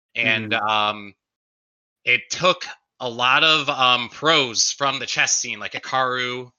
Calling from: Austin, Texas, United States; I'm from Austin.

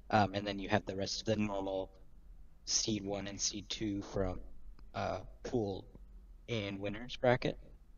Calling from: Charlotte, North Carolina, United States; Calling from Charlotte, North Carolina.

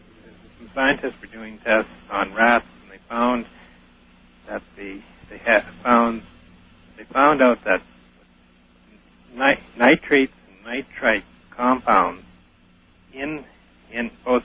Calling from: Saskatchewan, Canada; I'm calling from Saskatchewan, Canada.

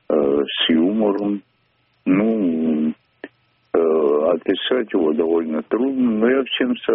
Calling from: Moscow Oblast, Russia

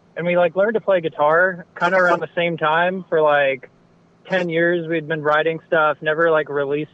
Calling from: Santa Barbara, California, United States; I'm calling from Santa Barbara

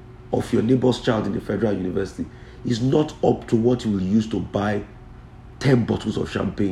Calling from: Bolgatanga, Upper East, Ghana; I'm watching you from Balantaga, Upper East Region in Ghana.

